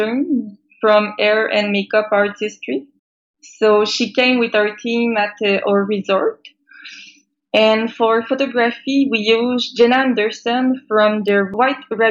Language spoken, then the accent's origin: English; Quebec, Canada; I am from Quebec